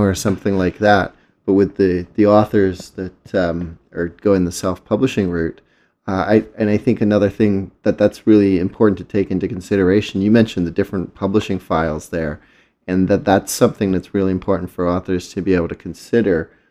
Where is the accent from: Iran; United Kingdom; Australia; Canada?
United Kingdom; England; moved away; a word that I grew up with in England